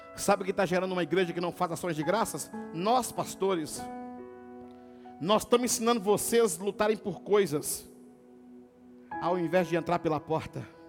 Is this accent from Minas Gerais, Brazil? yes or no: yes; Teófilo Otoni, Minas Gerais, Brazil; moved away as an adult; now in Governador Valadares, Brazil; Eu, eu nasci em Cafotone, morei minha vida inteira lá